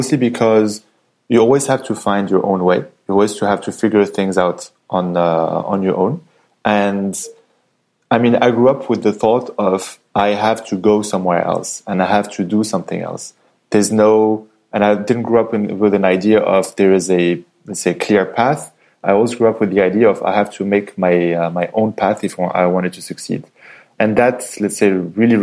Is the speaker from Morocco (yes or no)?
yes; Casablanca, Casablanca-Settat, Morocco; English is a second language; moved away as an adult; also born or lived in France; So I was born and raised in Morocco. So my father is Moroccan. My mother is Austrian.